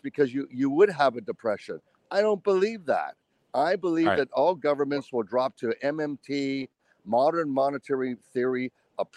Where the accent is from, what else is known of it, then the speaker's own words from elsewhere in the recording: United States; as an American